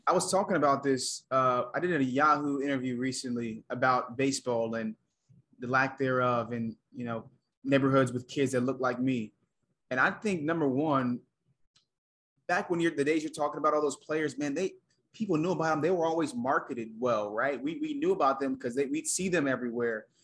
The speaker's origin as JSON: {"language": "English", "town": "Atlanta", "region": "Georgia", "country": "United States", "tie": "born or raised there", "also_born_or_lived": "South Carolina", "moved": "yes", "said": "I was born in Atlanta, had both my parents, went to college, right? Grew up in the suburbs"}